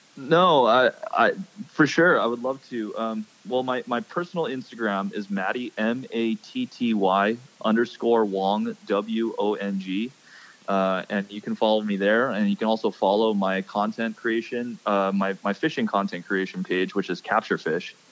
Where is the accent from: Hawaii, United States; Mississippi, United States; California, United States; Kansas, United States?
Hawaii, United States; I'm born and raised in Hawaii, but no, I am not Hawaiian